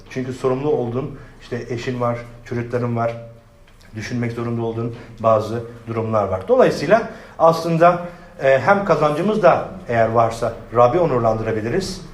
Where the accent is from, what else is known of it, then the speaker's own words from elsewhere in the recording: Adana, Turkey; ben ben Adanalıyım